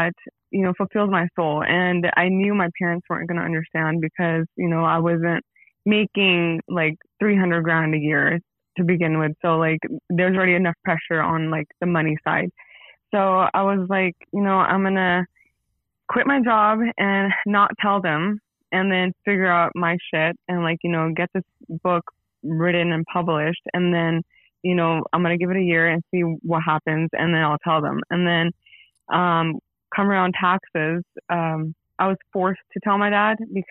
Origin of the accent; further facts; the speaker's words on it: San Jose, California, United States; I'm from San Jose, California, born and raised